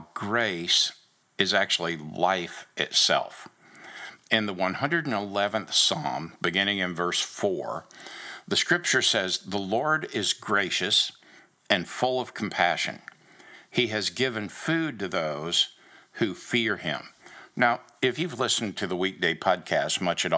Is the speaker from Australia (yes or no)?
no; Daytona Beach, Florida, United States; moved away; also born or lived in Rhode Island / Lubbock, Texas / Georgia; growing up in Daytona Beach and the ocean and the beauty of it